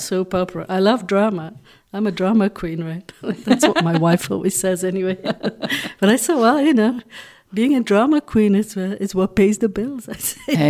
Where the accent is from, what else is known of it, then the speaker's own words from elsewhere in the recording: Flanders, Belgium; first language Dutch; English is a second language; moved away; also born or lived in Hong Kong; I'm from Belgium